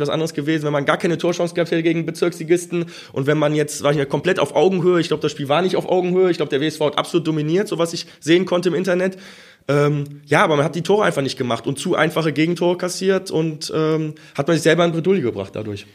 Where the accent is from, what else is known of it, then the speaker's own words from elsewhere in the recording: Mettmann, North Rhine-Westphalia, Germany; Ich komme selber aus Mettmann, wohne in Mettmann